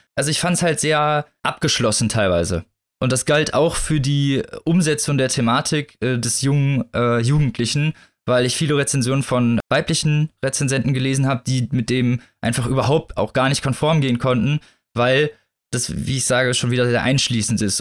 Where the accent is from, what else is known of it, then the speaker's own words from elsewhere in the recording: Northern Germany, Germany; Also ich bin ja in, in nördlicheren Gefilden groß geworden